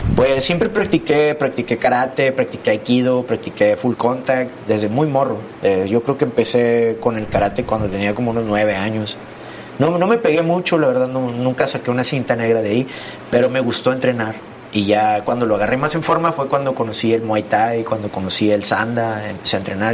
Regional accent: San Nicolás de los Garza, Nuevo León, Mexico; crecí allá en San Nicolás con mis papás

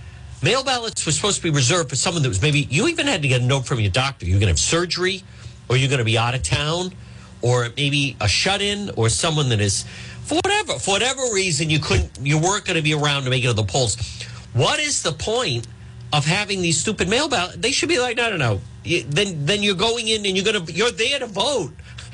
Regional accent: Rhode Island, United States; I'm from the Ocean State.

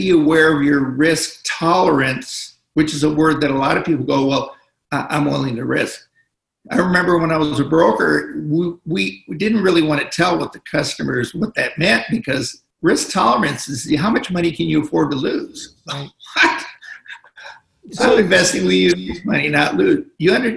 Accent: Los Angeles, California, United States; I'm from Los Angeles.

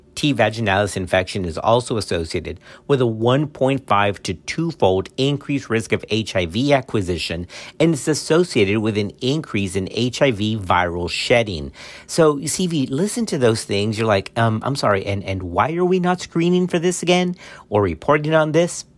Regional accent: Texas, United States; Texas, which is my home state

